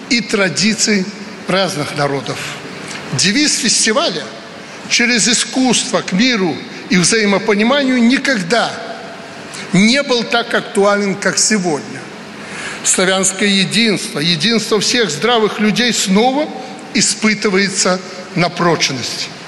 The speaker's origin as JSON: {"language": "Russian", "country": "Belarus"}